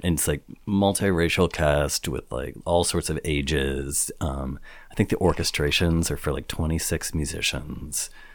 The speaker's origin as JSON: {"language": "English", "region": "Midwest", "country": "United States", "tie": "born or raised there", "said": "I grew up in the Midwest"}